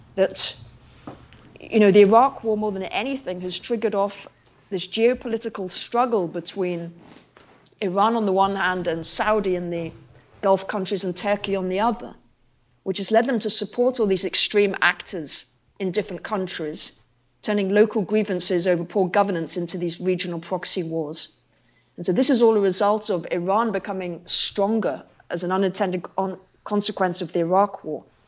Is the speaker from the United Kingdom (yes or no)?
yes; London, United Kingdom; I was born in London